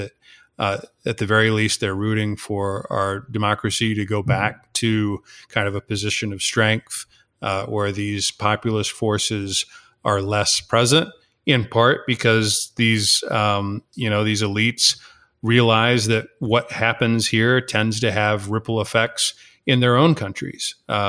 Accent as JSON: {"language": "English", "region": "Texas", "country": "United States", "said": "I'm originally from Texas, but started my adventures in Argentina more than 20 years ago."}